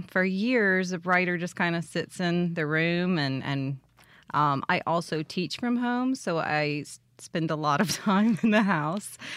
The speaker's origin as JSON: {"language": "English", "town": "Jackson", "region": "Mississippi", "country": "United States", "said": "I am. I'm from Jackson, and um, I went to Mississippi State for my undergrad and really have spent just a lot of time in different parts of the state."}